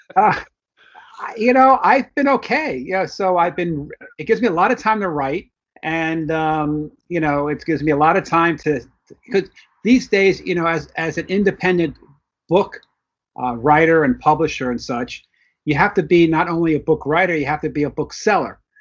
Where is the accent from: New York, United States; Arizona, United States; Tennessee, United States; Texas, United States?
New York, United States; New York City; also born or lived in Florida; now in New Jersey, United States; I was born in the Bronx, New York. I currently live in New Jersey, but still in the New York metropolitan area